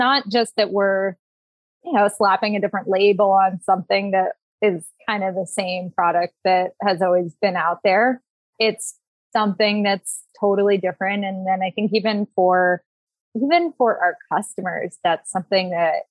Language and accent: English; Washington, District of Columbia, United States; also born or lived in Berkeley, California; I was born in Berkeley, grew up in the DC area